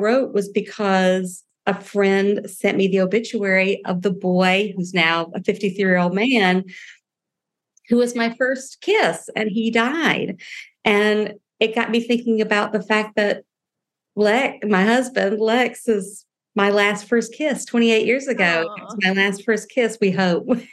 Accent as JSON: {"language": "English", "region": "the South", "country": "United States", "said": "I'm from the South"}